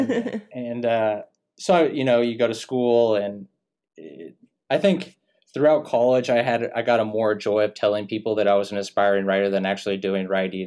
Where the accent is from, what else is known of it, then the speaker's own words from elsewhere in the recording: Sherwood, Oregon, United States; I'm from Sherwood, Oregon